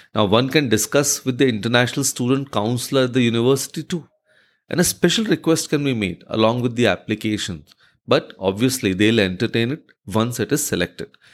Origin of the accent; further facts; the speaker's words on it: India; as an Indian